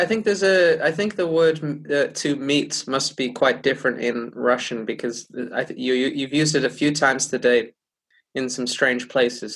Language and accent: English; United Kingdom; as a British person